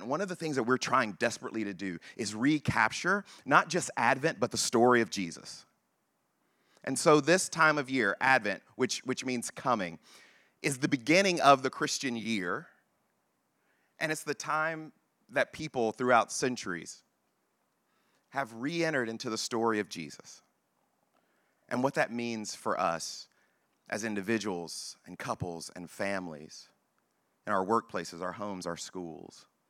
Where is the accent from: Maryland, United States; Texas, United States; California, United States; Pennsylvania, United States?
Texas, United States; I am black and from Texas